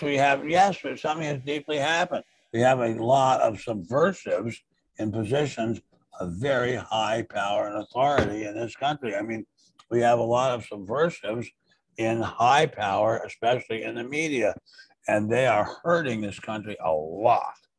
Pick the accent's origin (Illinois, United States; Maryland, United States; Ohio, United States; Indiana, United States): Maryland, United States; suburb of Washington, D.C.; D.C. Well, Maryland, but suburb